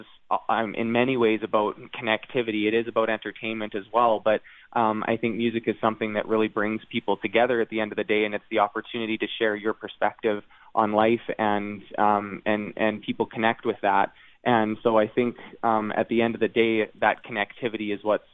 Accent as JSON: {"language": "English", "country": "Canada", "tie": "born or raised there", "said": "the Northern Lights being something that we grew up with in Canada"}